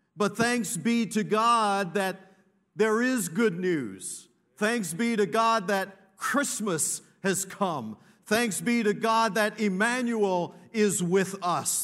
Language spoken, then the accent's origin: English; Belize; now in Canada; I'm from Canada, originally from Belize